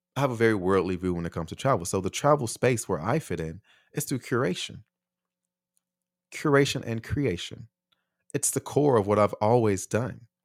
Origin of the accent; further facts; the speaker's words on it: United States; moved away as an adult; also born or lived in Taiwan; here in my home country